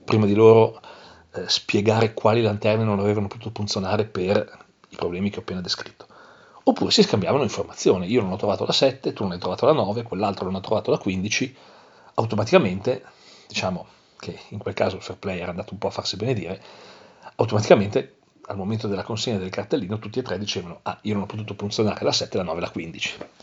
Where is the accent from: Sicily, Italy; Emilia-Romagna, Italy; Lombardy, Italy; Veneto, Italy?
Lombardy, Italy; Milan; io sono di Milano